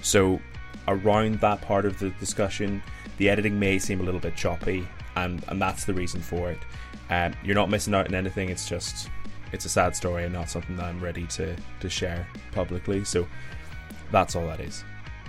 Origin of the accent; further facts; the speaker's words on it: Ireland; You know, as an Irishman, it was a bit of an educational experience, being taught a little bit about Irish folk from someone at the opposite end of the world.